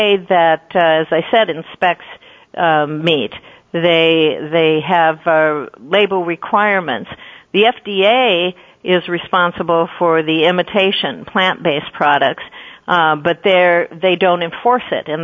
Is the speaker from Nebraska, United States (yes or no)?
yes; Lincoln, Nebraska, United States; I grew up in Lincoln